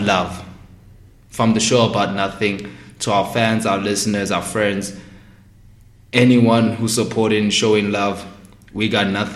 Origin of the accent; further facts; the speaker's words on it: South Africa; speaking as a South African in SA